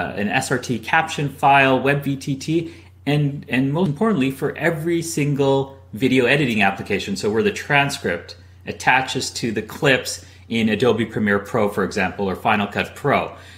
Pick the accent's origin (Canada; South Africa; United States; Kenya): Canada; moved away as an adult; also born or lived in London; I'm originally from Canada, but after college moved to London